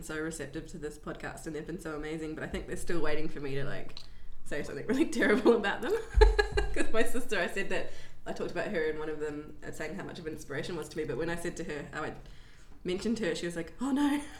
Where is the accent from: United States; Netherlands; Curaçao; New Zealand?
New Zealand; also born or lived in London; now in Melbourne, Australia; And then I'm from New Zealand, and so we came from New Zealand to Melbourne in 2008 and just continued on as usual. And then in like 2012 went to London